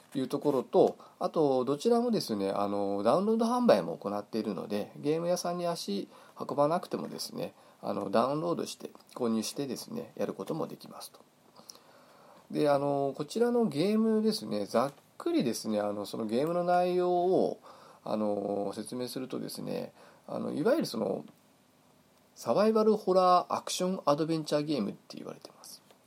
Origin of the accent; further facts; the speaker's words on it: Hokkaido, Japan; now in Saitama, Japan; 私は北海道出身、えー、現在埼玉県在住